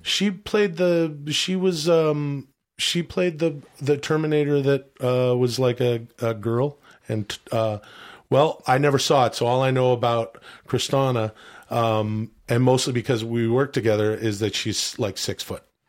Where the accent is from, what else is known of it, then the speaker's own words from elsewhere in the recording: Canada; I am from Canada